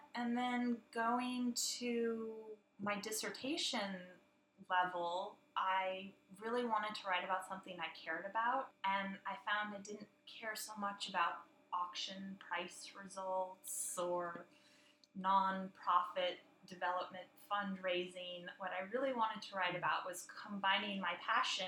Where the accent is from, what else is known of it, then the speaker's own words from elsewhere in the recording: San Diego, California, United States; also born or lived in London; I'm from San Diego